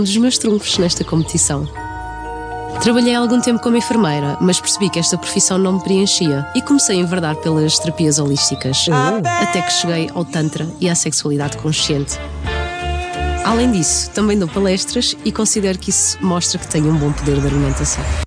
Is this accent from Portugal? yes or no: yes; Palmela, Setúbal, Portugal; Tenho 36 anos e venho de Palmela